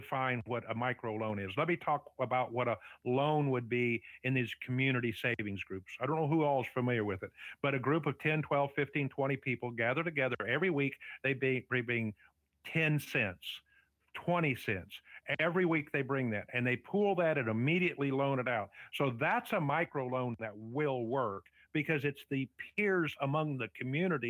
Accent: United States; we as an American

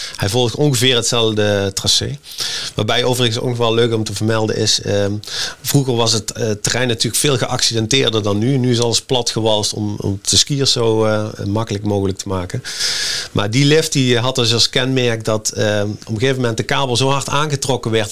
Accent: Netherlands

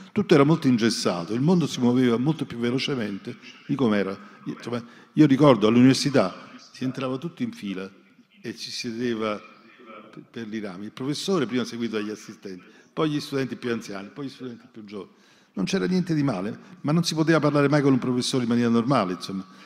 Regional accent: Naples, Campania, Italy; Io sono, natura, sono napoletano

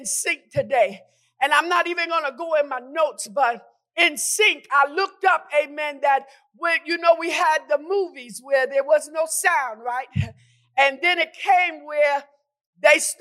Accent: New York, United States; When I grew up in New York, amen, it was 10 of us.

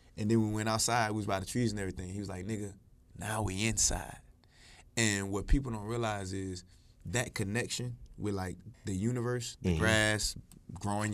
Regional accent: Georgia, United States; also born or lived in Newark, New Jersey / Florida; I grew up in Georgia. So when I was in Jersey, you know, to kind of, you know, narrate the story correctly, we moved from Jersey to Georgia

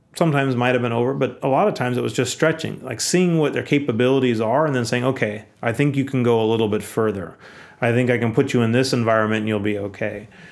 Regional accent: Aptos, California, United States; I grew up in Aptos, which is a small town in Santa Cruz County

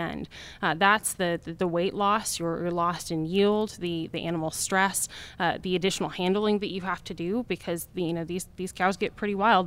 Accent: Wyoming, United States; I'm from Wyoming

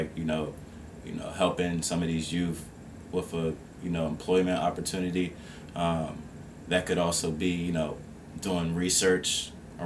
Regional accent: Esmont, Virginia, United States; I was born and raised in the Esmont area, which is like 15 miles outside of Charlottesville. And so I'm basically born and raised in Albemarle County

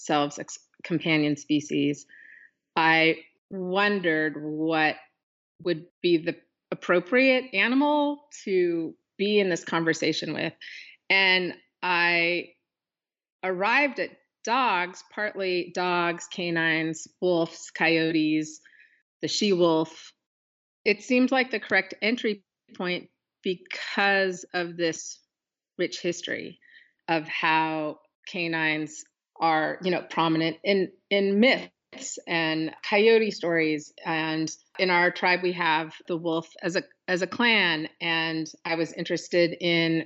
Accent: Pacific Northwest, United States; born or raised there

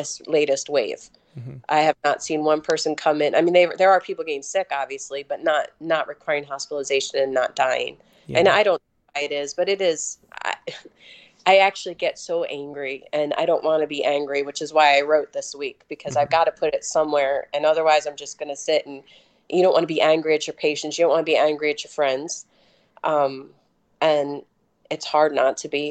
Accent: Maryland, United States; I'm from Maryland, which is a really well-vaccinated state.

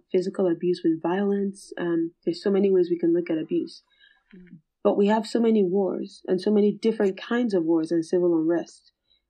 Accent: Nigeria; I'm also from Nigeria.

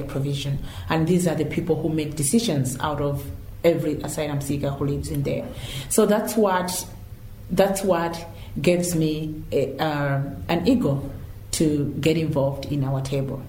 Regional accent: Malawi; moved away as an adult; now in Ireland; I came from Malawi. I moved over here 8 years ago

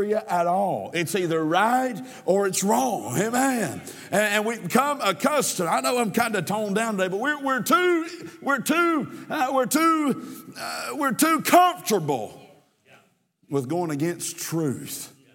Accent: United States; I'm an American. I'm a patriot. I love America.

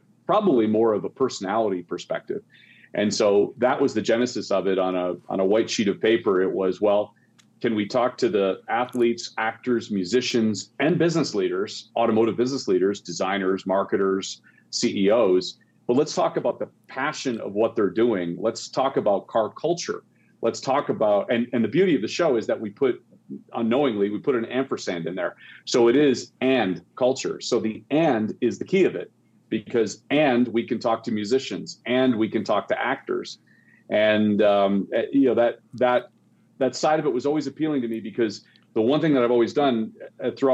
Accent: Canada; I grew up in Canada

